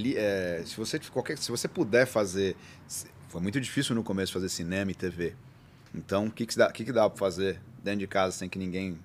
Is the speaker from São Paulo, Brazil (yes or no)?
yes; Bauru, São Paulo, Brazil; eu nasci na Capote, mudei para Arthur e a gente foi para Bauru